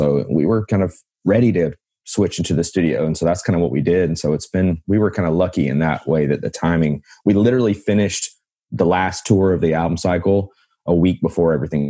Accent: the Carolinas, United States; Man, I'm from the Carolinas, so I got my start kind of, that was one of the places I would email.

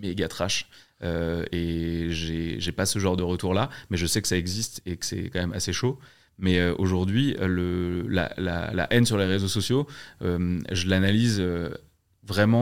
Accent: Alsace, Grand Est, France; je suis alsacien

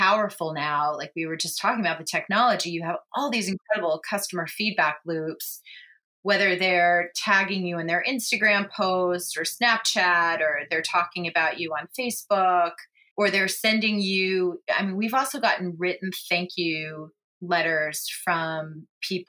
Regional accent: Manhattan Beach, California, United States; I grew up in Manhattan Beach

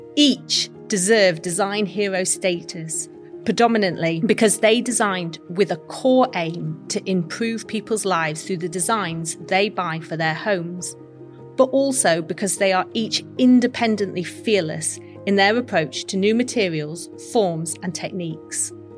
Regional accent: Sheffield, Yorkshire and the Humber, United Kingdom; I was born in Sheffield, the Steel City, and grew up learning about my city's heritage in steel and cutlery

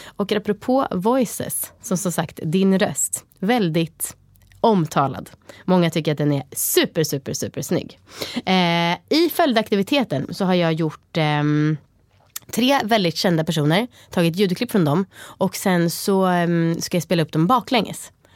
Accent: Stockholm, Stockholm County, Sweden; jag som idiotisk stockholmare

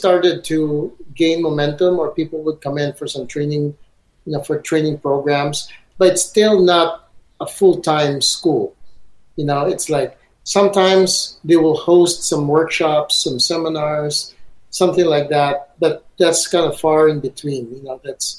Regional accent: Beijing, China; We're from Beijing, and that's like going on this interstate

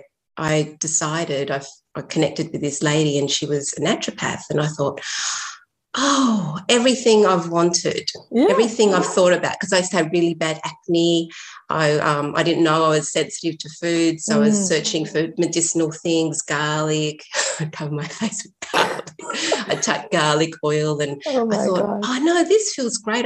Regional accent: Sydney, New South Wales, Australia; also born or lived in Chile; I was born in Chile, and my family left because of the political problems and went to Australia, Sydney. So I grew up in a very isolated community

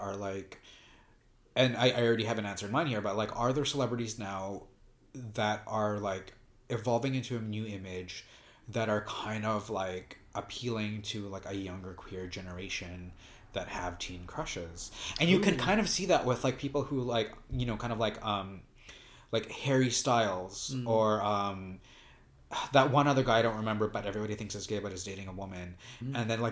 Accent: Vancouver, British Columbia, Canada; I'm from Vancouver, Canada

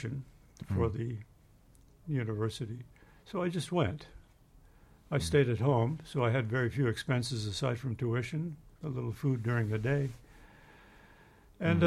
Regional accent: Manitoba, Canada; I grew up in Manitoba in Canada

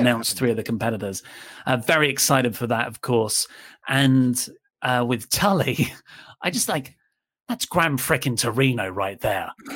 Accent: United Kingdom; I am British

